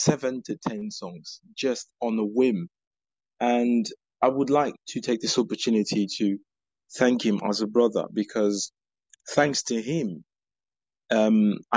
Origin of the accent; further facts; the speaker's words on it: Gabon; moved away as an adult; also born or lived in Ghana; I'm from Gabon. About 11 years ago, I went to Ghana for studies